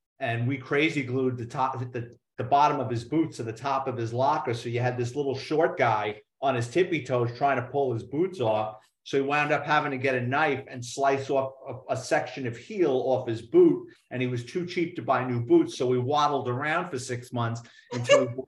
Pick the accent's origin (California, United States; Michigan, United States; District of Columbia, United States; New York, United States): New York, United States; New York City; growing up in New York City